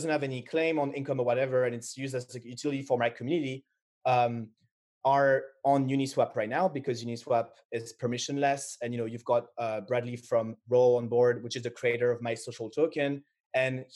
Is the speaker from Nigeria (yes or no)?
no; Paris, Île-de-France, France; I was born in Paris